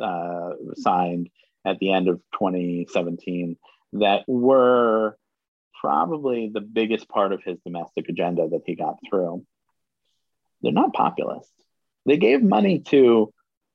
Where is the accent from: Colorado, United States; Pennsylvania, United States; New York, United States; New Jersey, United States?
New York, United States; New York City; I grew up in New York City